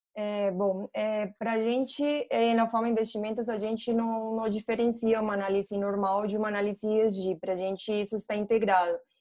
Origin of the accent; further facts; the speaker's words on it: Colombia; Portuguese is a second language; moved away as an adult; also born or lived in England; now in Brazil; eu sou colombiana, só para vocês saberem meu sotaque, né? Eu estou no Brasil faz seis anos